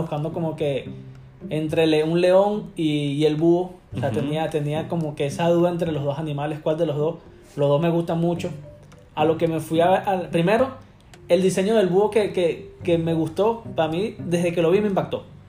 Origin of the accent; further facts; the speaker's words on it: Caracas, Capital District, Venezuela; moved away as an adult; now in United States; soy de Venezuela, de Caracas. Este, llegué acá a los Estados Unidos hace casi seis años ya.